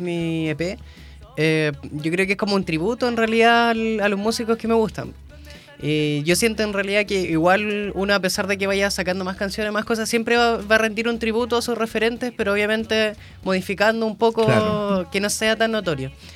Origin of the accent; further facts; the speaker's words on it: Coelemu, Ñuble, Chile; moved away as an adult; now in Concepción, Chile; yo soy de Coelemo. Eh, de Ñuble